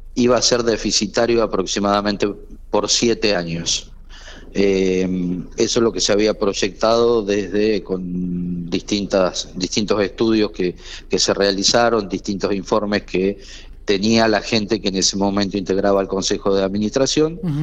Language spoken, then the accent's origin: Spanish; General Pico, La Pampa, Argentina; somos vecinos de Pico